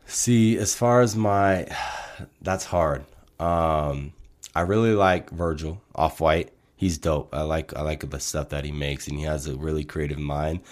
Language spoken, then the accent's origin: English; Portland, Oregon, United States; moved away as an adult; now in Colorado, United States; we're initially from Portland, Oregon